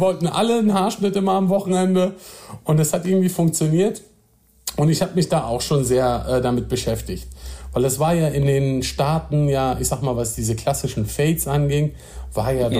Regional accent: Nordhorn, Lower Saxony, Germany; moved away as an adult; also born or lived in Osnabrück; now in Berlin, Germany; wir haben äh, in Nordhorn gewohnt. Das ist so eine kleine, süße kleine Stadt an der holländischen Grenze. Ja. Und äh, dort bin ich zur Schule gegangen, dort bin ich groß geworden

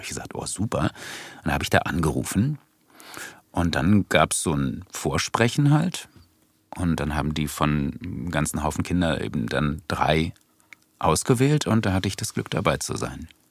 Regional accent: Berlin, Germany; In Wilmersdorf, im Gertrauden-Krankenhaus

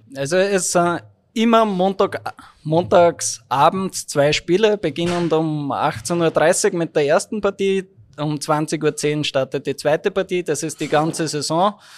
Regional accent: Graz, Styria, Austria; moved away as an adult; now in Linz, Austria; als Grazer, you can't deny your home.

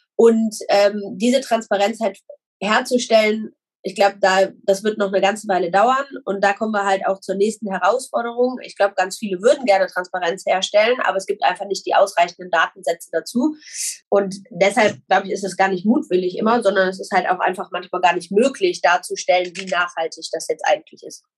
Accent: Germany; ich jetzt als Deutscher

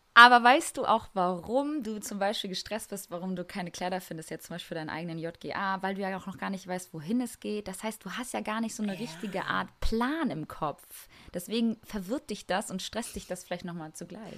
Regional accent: Kosovo; moved away; im Kosovo, da wo ich herkomme

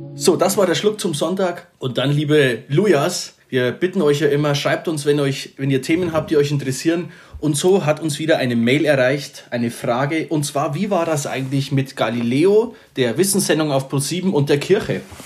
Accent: Upper Palatinate, Bavaria, Germany; Ich bin ja eigentlich Oberpfälzer, das kann man hier mal kurz sagen, man hört es ja bestimmt auch raus.

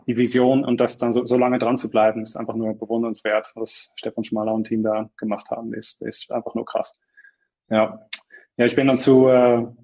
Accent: Netherlands; moved away as an adult; also born or lived in Munich, Germany; now in Switzerland; ich, ich komme aus den Niederlanden. Ich bin nach dem Studium bin ich äh, in München gelandet

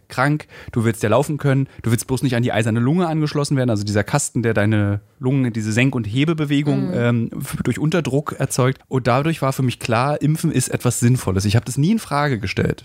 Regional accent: Berlin, Germany; ich als Berliner

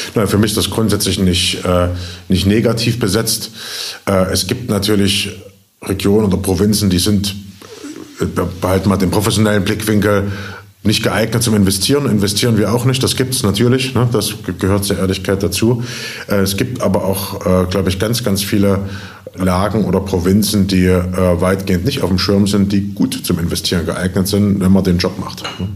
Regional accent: Jena, Thuringia, Germany; also born or lived in Berlin; bin zurückgezogen in meine Heimatstadt Jena

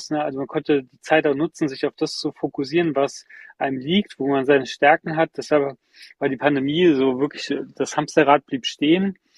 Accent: Germany; wo ich denke, hey, ich komme aus Deutschland, ja, wenn es einem warm sein soll, dann mir.

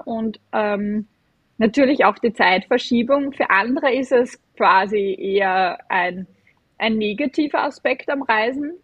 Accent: Vienna, Austria; accent: Viennese/Austrian dialect; ich bin ähm, aus Wien und aus Österreich. Man hört es auch vom, vom, vom Dialekt her ein bisschen

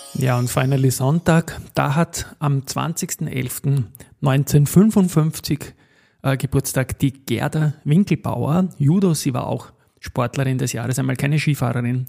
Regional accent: Austria; wir Österreicher

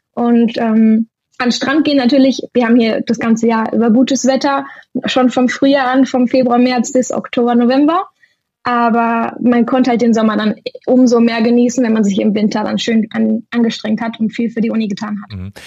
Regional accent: Germany; moved away as an adult; now in Spain; Deutschland ist zwar meine Heimat

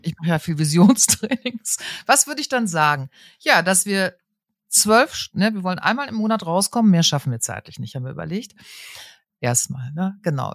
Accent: North Rhine-Westphalia, Germany; ich bin auch Westfälin

